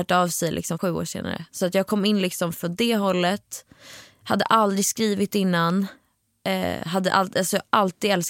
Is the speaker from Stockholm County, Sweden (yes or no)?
yes; Stockholm, Stockholm County, Sweden; Född och uppvuxen i Stockholm i eh, den nya delen Hammarby sjöstad.